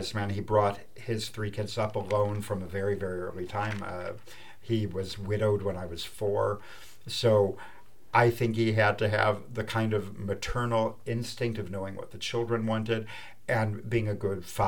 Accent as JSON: {"language": "English", "town": "Mount Prospect", "region": "Illinois", "country": "United States", "tie": "born or raised there", "moved": "yes", "lives_now": "France", "said": "I grew up in Mount Prospect, Illinois"}